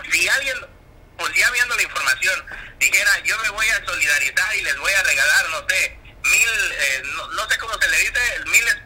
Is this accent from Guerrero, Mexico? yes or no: yes; Guerrero, Mexico; somos paisanos, costeños de toda la vida.